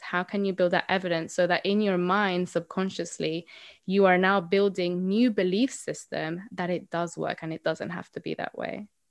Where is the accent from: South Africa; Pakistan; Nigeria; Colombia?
Colombia; now in United Kingdom; So I am originally from Colombia, um, but I have been living here in the U K for a very long time